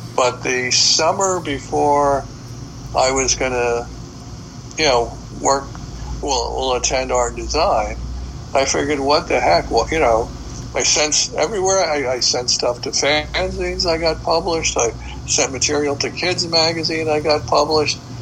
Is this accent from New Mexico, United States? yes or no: no; New York City, New York, United States; a kid growing up in the Bronx